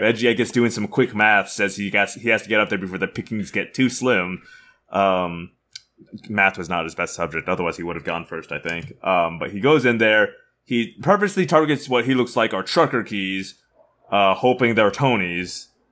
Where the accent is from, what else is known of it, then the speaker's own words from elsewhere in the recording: United States; we're from the Midwest slash the South